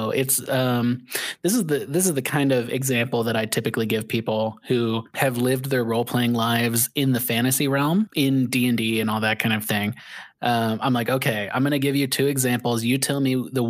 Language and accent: English; Indiana, United States; I grew up in Indiana where there's a ton of shitty backwater towns.